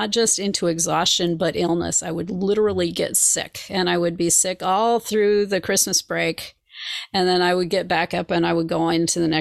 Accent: Minneapolis, Minnesota, United States; moved away; also born or lived in Indianapolis; I was raised in Minneapolis, Minnesota

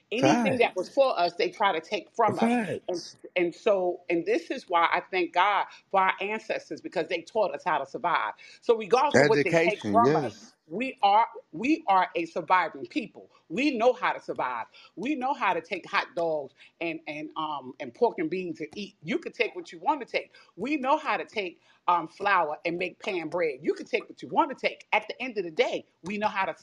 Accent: New Jersey, United States; I'm from Jersey

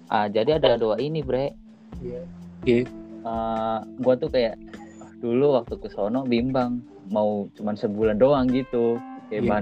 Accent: Java, Indonesia; ada saudara beruntungnya beruntungnya gue di sono ada saudara dan di sono kebanyakan orang Jawa sih tahu gue orang Jawa sama orang NTT di sono

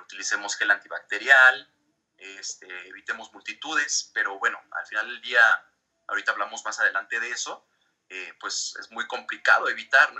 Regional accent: Mexico; also born or lived in Mexico City / Dublin; soy mexicano, vivo aquí en la Ciudad de México, ya tengo aproximadamente 10 meses que regresé ya de Dublín

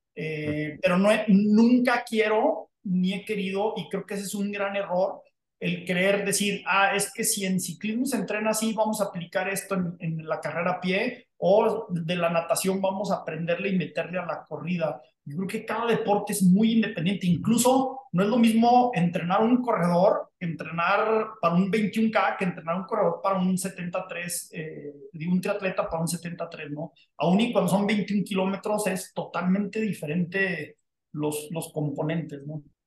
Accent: Durango, Mexico; moved away as an adult; México, a Durango, mi tierra de origen natal

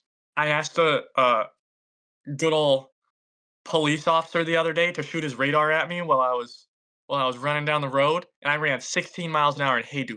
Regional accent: the South, United States; We're from the South, so they're only up there for like a week and a half or 2 weeks, and then they come back down.

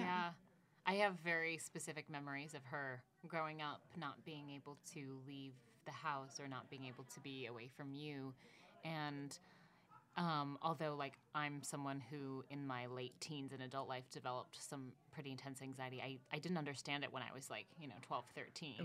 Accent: Minnesota, United States; I'm from Minnesota as well.

